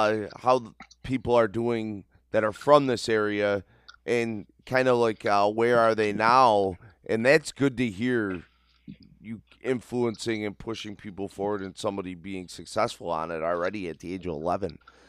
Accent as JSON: {"language": "English", "town": "Buffalo", "region": "New York", "country": "United States", "said": "I might be American, guys, but I'm from South Buffalo. It's a different world."}